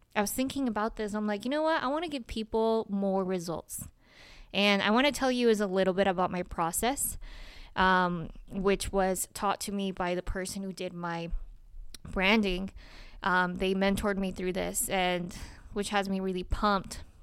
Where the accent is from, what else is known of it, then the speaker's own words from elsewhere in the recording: Salt Lake City, Utah, United States; also born or lived in Colombia; i was born in colombia I have been an immigrant. I grew up in Salt Lake City, Utah.